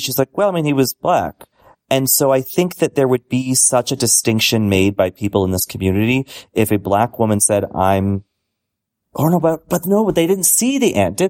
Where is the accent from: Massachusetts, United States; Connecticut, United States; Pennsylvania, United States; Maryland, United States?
Massachusetts, United States; Boston; Like, I'm from Boston. I grew up right near the Archdiocese.